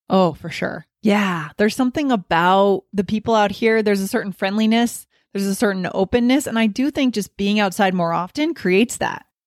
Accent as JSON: {"language": "English", "region": "New Hampshire", "country": "United States", "tie": "born or raised there", "also_born_or_lived": "New York City / Boston / Virginia", "moved": "yes", "lives_now": "Colorado, United States", "said": "I grew up in New Hampshire"}